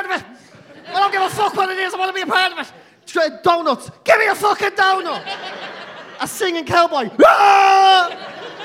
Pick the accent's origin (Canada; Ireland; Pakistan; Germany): Ireland; We're again Irish people